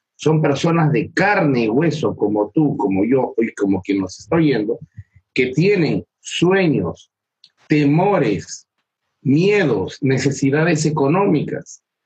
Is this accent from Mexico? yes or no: no; Peru; yo vivo en Perú, soy peruano